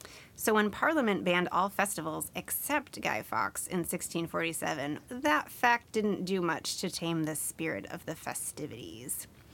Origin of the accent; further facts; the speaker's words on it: United States; as I'm American